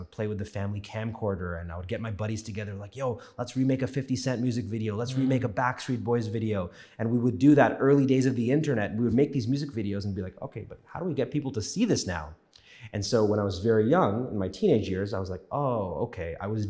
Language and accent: English; Scarborough, Ontario, Canada; also born or lived in New York; I was born in New York, raised in Scarborough, spent most of my life here.